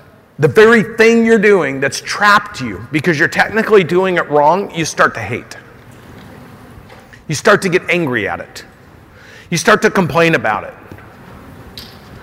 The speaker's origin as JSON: {"language": "English", "region": "Oregon", "country": "United States", "said": "And I'm from Oregon"}